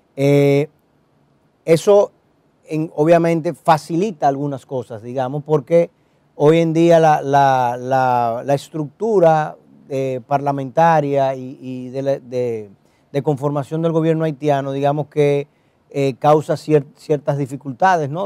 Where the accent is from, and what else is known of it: Dominican Republic